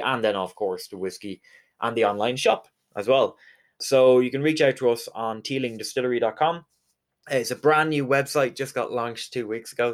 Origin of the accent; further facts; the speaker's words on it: Galway, Connacht, Ireland; I'm from Galway, which in Irish is Galiev